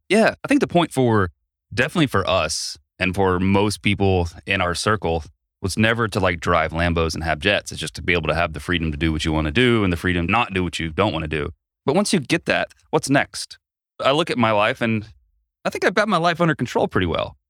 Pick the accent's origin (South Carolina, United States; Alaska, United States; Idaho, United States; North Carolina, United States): North Carolina, United States; Asheville; my hometown of Asheville